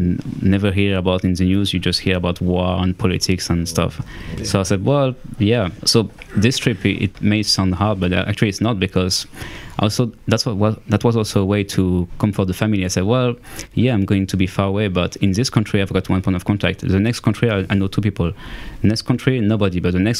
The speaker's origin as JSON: {"language": "English", "region": "Auvergne-Rhône-Alpes", "country": "France", "also_born_or_lived": "Lyon", "said": "From the French Alps."}